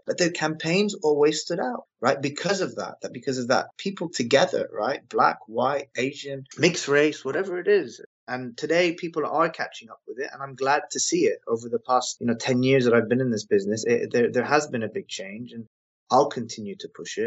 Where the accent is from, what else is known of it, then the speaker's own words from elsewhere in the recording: Lebanon; also born or lived in England; now in London, United Kingdom; I'm a white Anglo-Saxon English Lebanese, but I come from Lebanon.